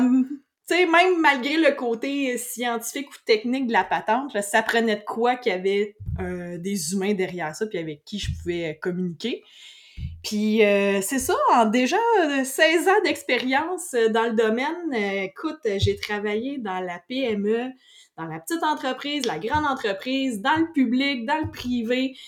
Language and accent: French; Saint-Hyacinthe, Quebec, Canada; also born or lived in Beloeil / Mont-Saint-Hilaire area; je suis originaire de Saint-Hyacinthe, puis j'ai encore Saint-Hyacinthe tatoué sur le cœur.